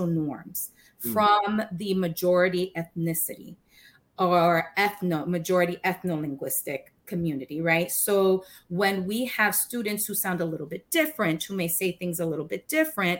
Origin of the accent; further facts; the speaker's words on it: Puerto Rico; I could not pick being Puerto Rican over being American. And I couldn't pick being American over Puerto Rican, because both make me who I am